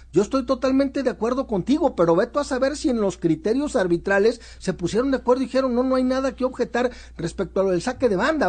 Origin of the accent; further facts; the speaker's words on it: Guadalajara, Jalisco, Mexico; como tapatío